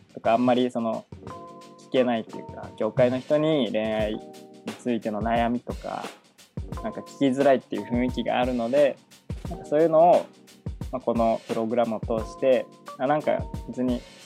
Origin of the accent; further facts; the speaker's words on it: Narita, Chiba, Japan; 千葉県の成田市出身なんですけど